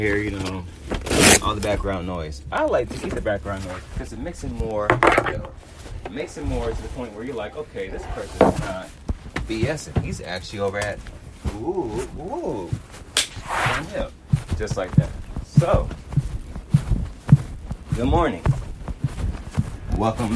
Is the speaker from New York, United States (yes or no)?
no; Los Angeles, California, United States; I'm from South Central Los Angeles